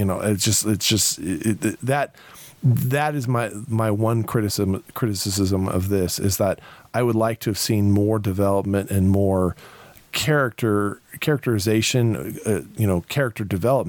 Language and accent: English; Ireland; The fact that I call him Irish, and I'm Irish.